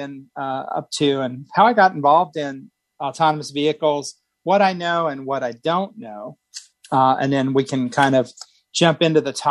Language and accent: English; Indiana, United States; now in Phoenix, United States; I'm originally from Indiana. I've lived in a number of states around the country.